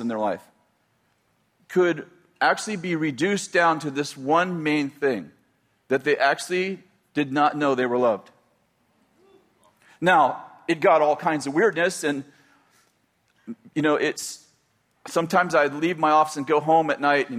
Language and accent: English; the Bay Area, California, United States; moved away as an adult; also born or lived in Weaverville, California / Redding, California; I was raised in the Bay Area at 20 years old, 22 years old. Yeah, 22 years old, we moved to Weaverville